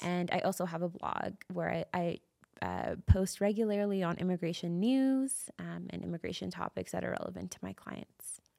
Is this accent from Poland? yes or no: no; Calgary, Alberta, Canada; also born or lived in Toronto; I grew up in Calgary my whole life, and I love it here. I, I lived in Toronto for some time and ended up moving back to Calgary.